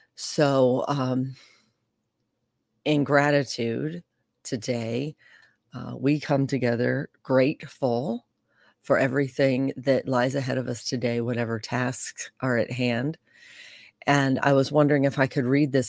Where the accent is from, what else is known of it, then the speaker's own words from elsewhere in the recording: St. Louis, Missouri, United States; I'm from St. Louis